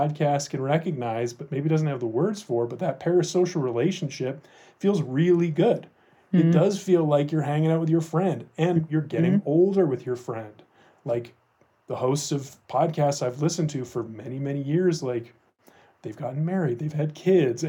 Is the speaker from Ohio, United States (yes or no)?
yes; Ohio, United States; moved away as an adult; now in Denver, United States; I grew up in Ohio